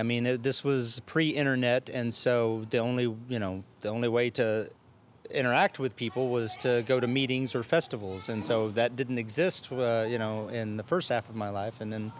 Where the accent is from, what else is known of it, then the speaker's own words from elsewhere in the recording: Arkansas, United States; now in Austin, United States; Austin, Texas is home now. I originally came from Arkansas